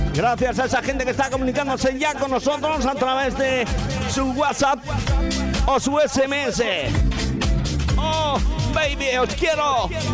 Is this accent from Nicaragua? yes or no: no; Pedro Muñoz, Castilla-La Mancha, Spain; now in Benidorm, Spain; mi pueblo. Para Pedro Muñoz en la provincia de Ciudad Real